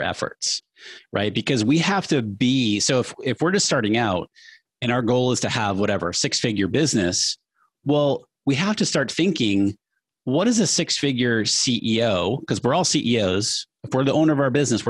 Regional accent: New Hampshire, United States; I grew up middle class in New Hampshire.

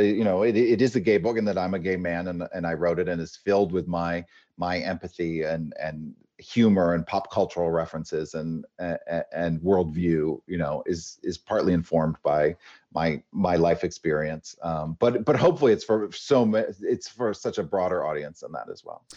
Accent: Maine, United States; also born or lived in Los Angeles; now in Palm Springs, United States; as a kid growing up in Maine

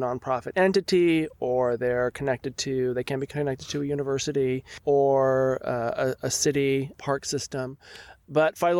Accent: South Bay, Santa Cruz Mountains, California, United States; I grew up in the South Bay and then up in the Santa Cruz Mountains.

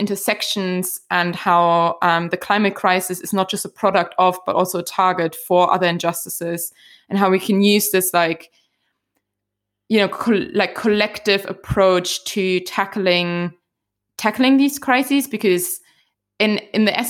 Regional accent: Germany; moved away as an adult; now in Scotland, United Kingdom; growing up in Germany

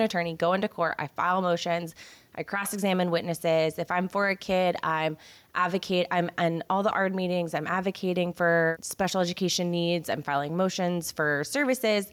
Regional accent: Houston, Texas, United States; I am from the Houston area. I'm from the Cypress area

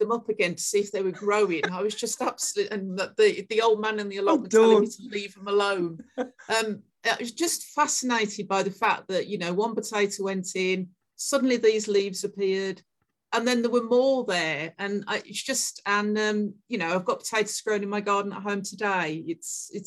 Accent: Smethwick, West Midlands, United Kingdom; moved away; also born or lived in Wolverhampton; I was born in Smethwick, which is in a suburb of Birmingham, council estate. My dad worked in a foundry and my mom was a cleaner.

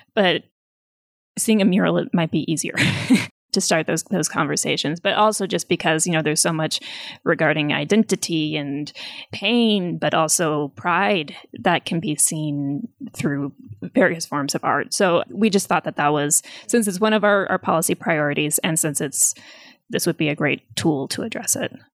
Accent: United States; now in Nepal; as an American, as a foreigner

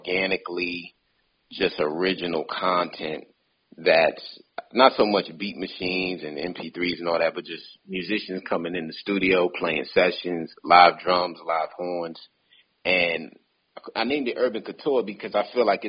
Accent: New York City, New York, United States; I grew up in South Jamaica, Queens

